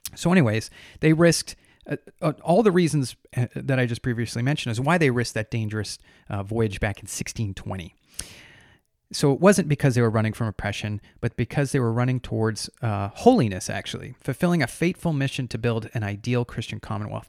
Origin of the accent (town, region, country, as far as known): United States